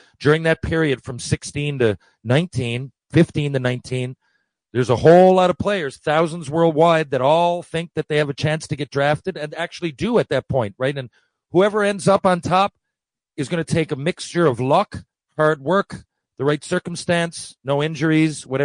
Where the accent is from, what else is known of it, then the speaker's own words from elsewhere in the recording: Canada; I'm Canadian